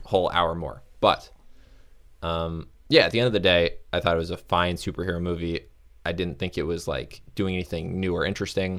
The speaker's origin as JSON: {"language": "English", "region": "Florida", "country": "United States", "also_born_or_lived": "north of Chicago", "moved": "yes", "lives_now": "Chicago area, United States", "said": "I'm from Florida"}